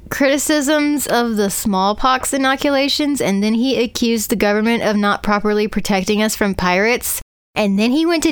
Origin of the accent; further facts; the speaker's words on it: United States; because I'm an American.